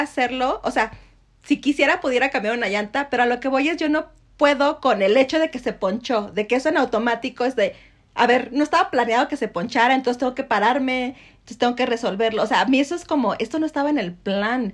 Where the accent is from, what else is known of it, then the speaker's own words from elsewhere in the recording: Mexico; como mexicanos